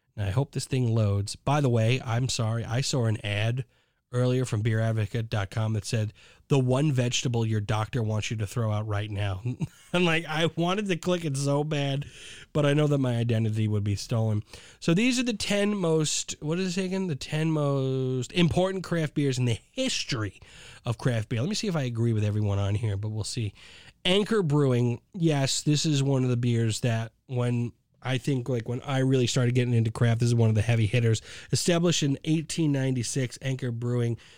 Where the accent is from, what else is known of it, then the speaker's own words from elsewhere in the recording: New York, United States; I'm from New York